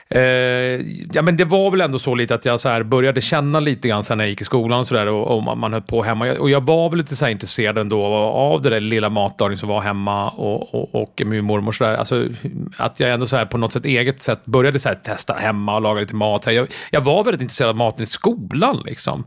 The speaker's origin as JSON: {"language": "Swedish", "town": "Jakobsberg", "region": "Stockholm County", "country": "Sweden", "tie": "born or raised there", "also_born_or_lived": "Södermalm, Stockholm", "said": "jag är uppväxt och gått i skolan i Jakobsberg, så jag är mm. uppvuxen i Jakobsberg"}